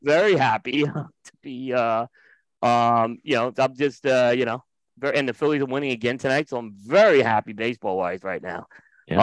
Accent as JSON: {"language": "English", "town": "New York City", "region": "New York", "country": "United States", "tie": "born or raised there", "also_born_or_lived": "Windsor Terrace, Brooklyn / Staten Island", "said": "I'm from Bay Ridge, and okay. Actually, I was born in Windsor Terrace, but really I lived in Bay Ridge. And then we, instead of moving to Long Island, we moved to Staten Island"}